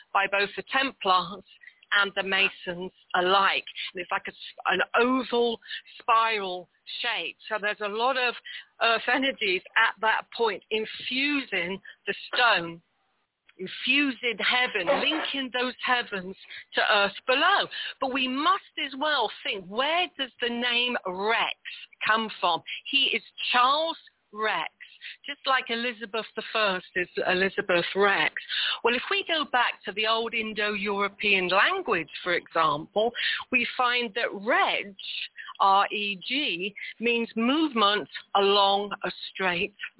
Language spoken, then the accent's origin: English; United Kingdom; as a Brit